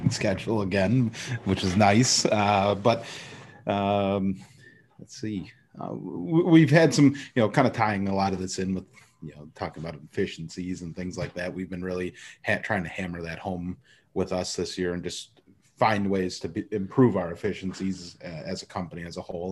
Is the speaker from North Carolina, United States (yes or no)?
no; Wisconsin, United States; I am from Wisconsin